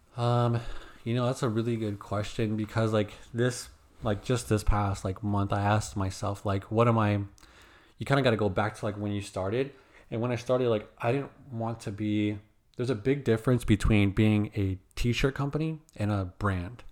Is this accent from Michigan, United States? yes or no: no; Phoenix, Arizona, United States; when I grew up in Phoenix, dude, I woke up, like, if you look down the street, it's all palm trees.